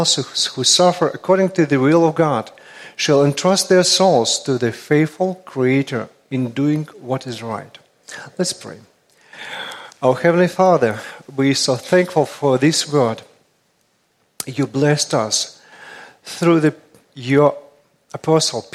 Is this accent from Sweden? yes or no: no; Russia; accent: Russian; English is a second language; my Russian accent